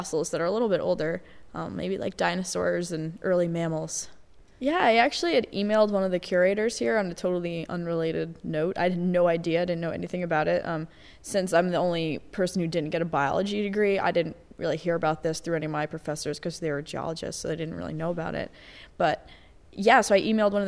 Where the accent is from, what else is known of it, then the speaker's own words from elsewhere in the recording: Connecticut, United States; moved away as an adult; also born or lived in North Carolina; now in New York City, United States; I was born and raised in Connecticut